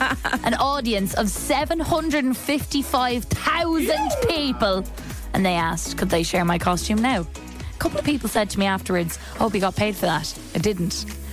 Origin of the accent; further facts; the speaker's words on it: Ireland; I'm an Irish woman.